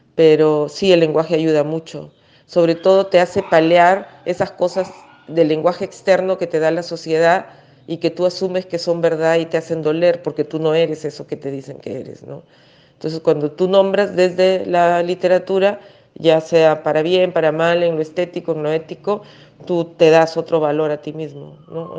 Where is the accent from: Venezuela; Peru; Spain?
Peru; also born or lived in Germany / Argentina; Me siento muy china en Perú y muy poco china en China en el sentido del lenguaje